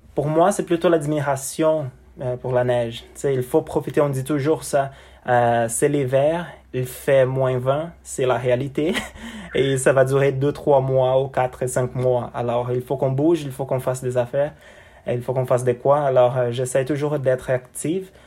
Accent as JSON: {"language": "French", "country": "Brazil", "second_language": "French", "moved": "as an adult", "lives_now": "Canada", "said": "chez nous au Brésil"}